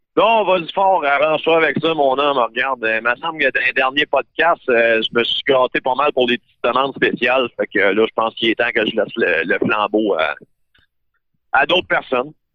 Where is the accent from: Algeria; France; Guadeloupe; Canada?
Canada; Val-d'Or, Quebec; même moi, je viens de Val d'Or